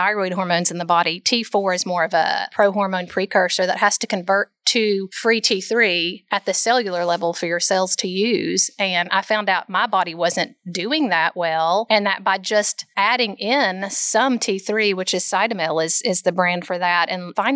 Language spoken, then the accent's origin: English; Bristol, Tennessee, United States; moved away as an adult; now in Knoxville, United States; I grew up in Bristol, Tennessee, so not too far away